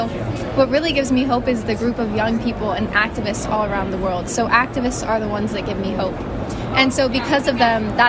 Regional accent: New York City, New York, United States; I am from New York City and I'm from the United States.

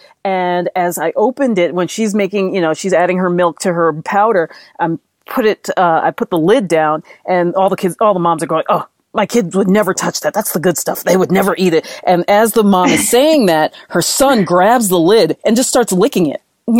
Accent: New York City, New York, United States; moved away as an adult; also born or lived in Europe; I grew up in the Bronx in the 1970s

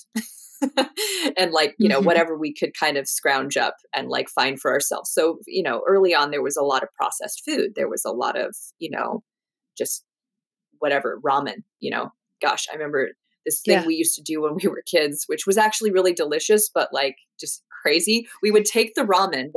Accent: Ashland, Oregon, United States; moved away as an adult; now in Southern California, United States; So I grew up in Southern Oregon, in Ashland, Oregon.

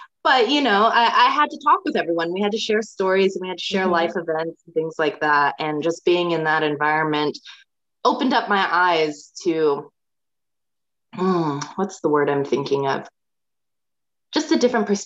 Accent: Red Bluff, California, United States; moved away as an adult; also born or lived in San Luis Obispo, California / China; now in Australia; I was born in California in a small city called Red Bluff. It's in Northern California.

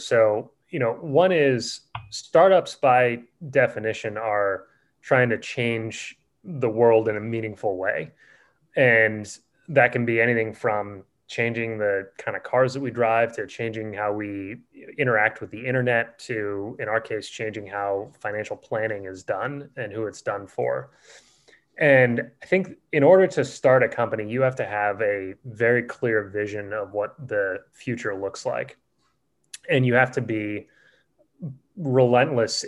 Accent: Boston, Massachusetts, United States; moved away as an adult; also born or lived in California; I grew up in Boston and stayed there for 18 years

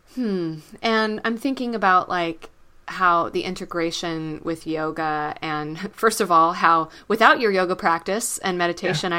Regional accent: Texas, United States; moved away; I'm a Texan originally

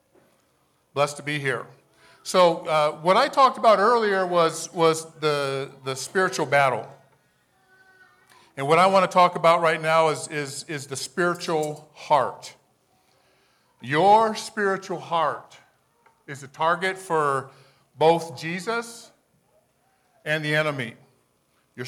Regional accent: Hawaii, United States; moved away as an adult; now in Colorado, United States; I grew up in Hawaii, and I came to Colorado

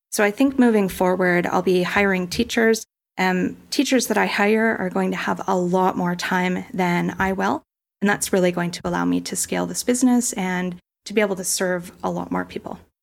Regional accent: Kelowna, British Columbia, Canada; moved away as an adult; now in Puerto Vallarta, Mexico; I grew up in Kelowna, British Columbia, Canada, and I've been living in Puerto Vallarta full-time since two thousand sixteen as an expat

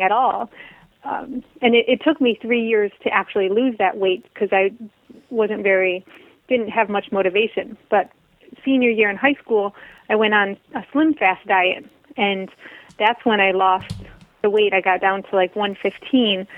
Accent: Michigan, United States; I grew up in Michigan, the Midwest

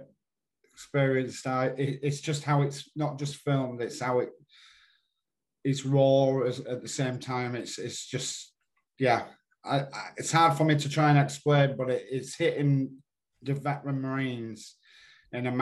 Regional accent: Yorkshire and the Humber, United Kingdom; being a Yorkshireman

